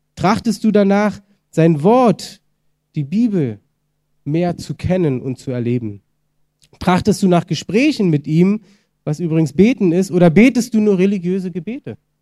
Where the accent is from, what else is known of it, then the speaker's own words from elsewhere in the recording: Germany; wir als Deutsche